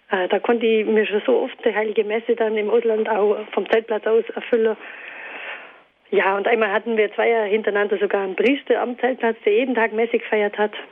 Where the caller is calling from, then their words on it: Altusried, Bavaria, Germany; Guten Abend, ich komme aus Altesried.